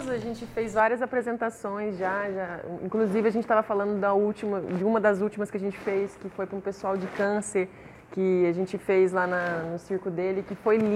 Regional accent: Triângulo Mineiro, Minas Gerais, Brazil; also born or lived in Alta Floresta, Mato Grosso; now in Espírito Santo, Brazil; Eu nasci em Alta Floresta, no Mato Grosso. E vim junto com a minha família para o interior de Minas, para o Triângulo Mineiro. Quando eu era nova ainda, eu tinha uns 5, 6 anos.

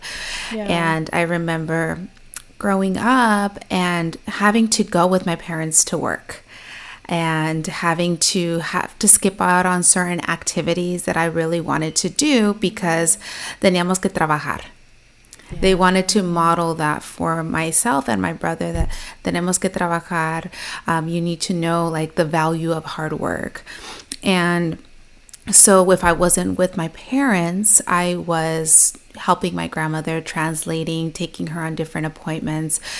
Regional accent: Chino, California, United States; I actually grew up in a little city called Chino, so it's close to Pomona, it's close to the IE

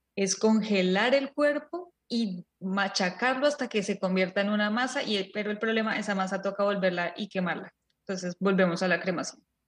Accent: Colombia; nosotros nacimos y crecimos en Colombia

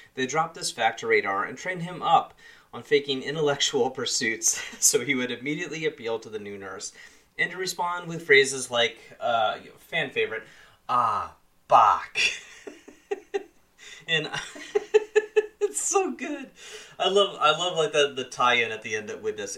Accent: Columbus, Ohio, United States; Columbus, Ohio, which is kind of my hometown area

